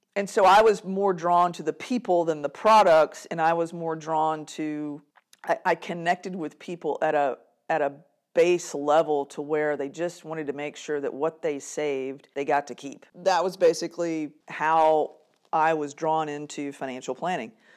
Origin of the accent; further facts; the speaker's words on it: Kilgore, Texas, United States; I was born and raised in East Texas, Kilgore